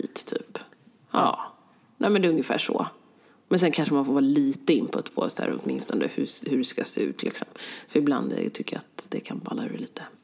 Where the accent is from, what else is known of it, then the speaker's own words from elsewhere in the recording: Stockholm, Stockholm County, Sweden; jag är från Sverige